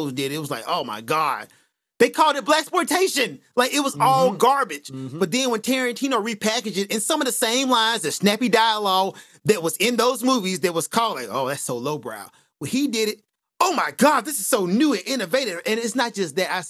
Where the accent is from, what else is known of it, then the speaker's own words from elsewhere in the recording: United States; as a black guy growing up in America